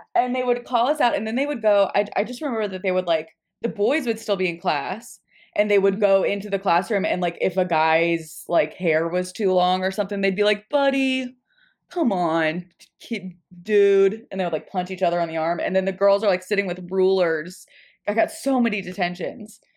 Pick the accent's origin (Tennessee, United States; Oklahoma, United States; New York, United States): Tennessee, United States; Nashville; I'm from Nashville